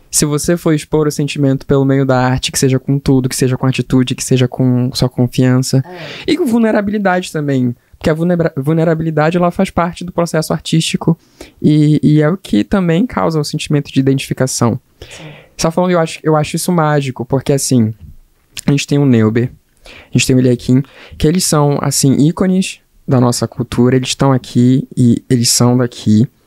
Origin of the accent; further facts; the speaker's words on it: Pará, Brazil; also born or lived in Rio de Janeiro; now in Boa Vista, Brazil; a gente nasce em Roraima, eu, eu, eu nasci aqui, aqui em Boa Vista, mas eu, eu, já não digo mais que eu sou, que eu sou roraimense, digo que eu sou paraense, porque eu fui criado no Pará. Fui criado no Pará, passei um tempo no Rio de Janeiro, então tá tudo uma mistura.